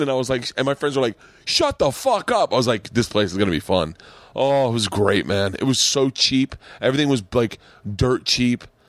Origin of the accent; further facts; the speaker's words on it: Florida, United States; growing up in Florida